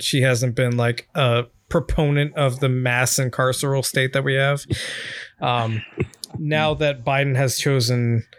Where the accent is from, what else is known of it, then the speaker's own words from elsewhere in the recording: Washington, United States; I'm from from Washington. And so the Pacific Northwest is the best place that anybody could ever be born and raised in America.